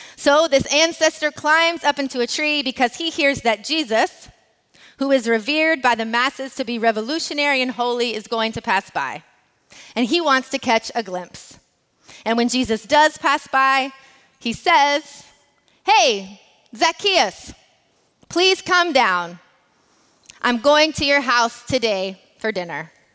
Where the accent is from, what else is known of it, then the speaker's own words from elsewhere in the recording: United States; As an American who is also raced as white